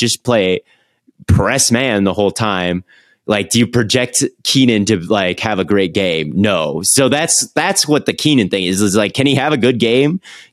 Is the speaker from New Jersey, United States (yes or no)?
no; Minnesota, United States; moved away; I grew up in Minnesota as a Packers fan